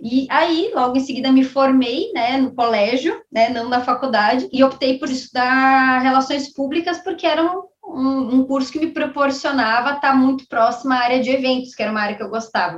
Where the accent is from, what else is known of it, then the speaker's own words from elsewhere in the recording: Caxias do Sul, Rio Grande do Sul, Brazil; sou gaúcha, sou de Caxu, Rio Grande do Sul